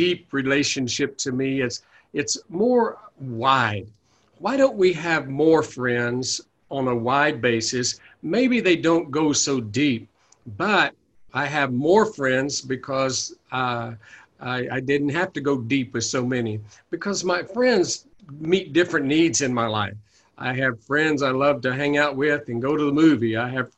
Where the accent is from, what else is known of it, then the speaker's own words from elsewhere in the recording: the Bible Belt, United States; now in Oakland area, United States; I was raised in the Bible Belt